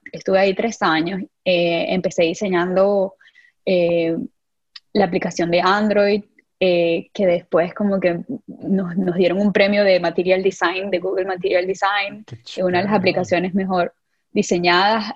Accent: San Juan de los Morros, Guárico, Venezuela; moved away as an adult; yo vengo de, Venezuela, de San Juan de los Morros específicamente, un pueblito, un pueblito, pero mi pueblito, llanera

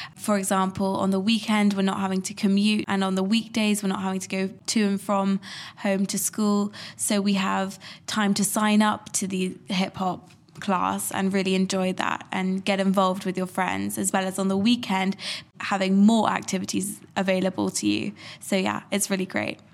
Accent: London, United Kingdom; I'm from London

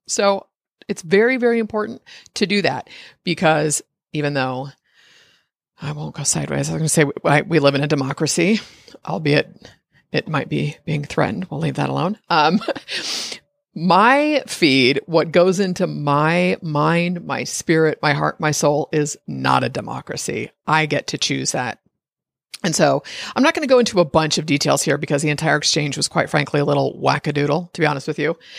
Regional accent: United States; I'm an American

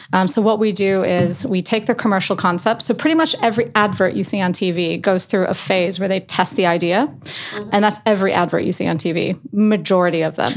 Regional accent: Chicago, Illinois, United States; also born or lived in New York; now in London, United Kingdom; I'm from Chicago, but I moved to New York and then from New York here

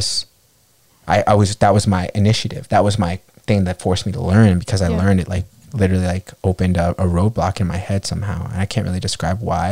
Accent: New York, United States; I grew up in New York

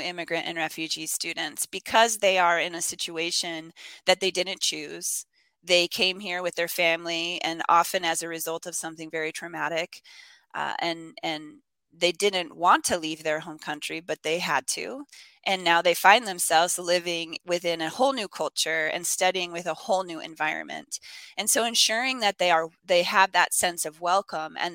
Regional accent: Spokane, Washington, United States; moved away as an adult; also born or lived in Armenia / Texas / Japan / New York; my hometown of Spokane

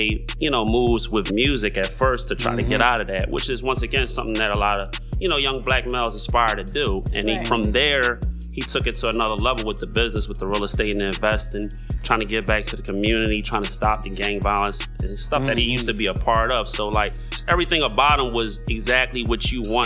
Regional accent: Philadelphia, Pennsylvania, United States; I'm from West Philly

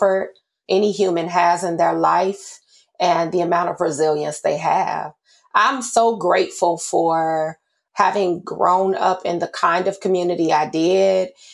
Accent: United States; I grew up in Austin. It's a predominantly Black community.

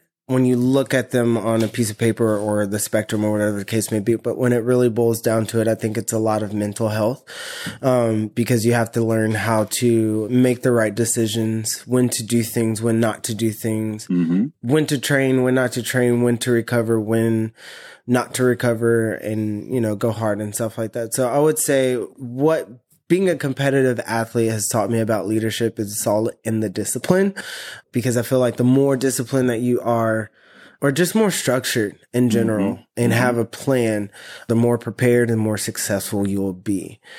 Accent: Arlington, Texas, United States; also born or lived in Abilene / Atlanta; Originally, I'm from Abilene, Texas. It's about 2.5 hours away from the DFW area.

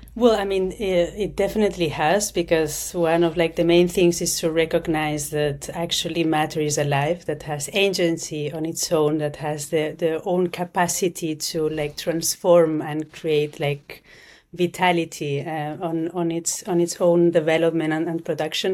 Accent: Barcelona, Catalonia, Spain; now in Zurich, Switzerland; I'm from Spain, I'm from Barcelona, but I'm based in, in Zurich, in Switzerland

